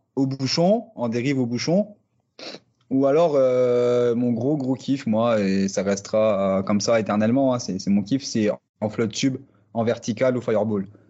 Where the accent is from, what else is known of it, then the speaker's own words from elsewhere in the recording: near the Luxembourg border, Grand Est, France; je viens du nord-est de la France, euh, côté euh, frontière luxembourgeoise, pêcheur passionné depuis euh, la poussette, hein. j'ai grandi au bord de l'eau clairement